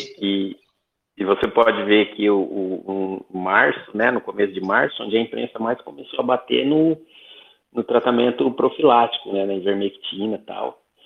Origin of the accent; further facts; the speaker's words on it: Santo Anastácio, São Paulo, Brazil; sou do Oeste Paulista, interior de São Paulo, Santo Anastácio, região de Presidente Prudente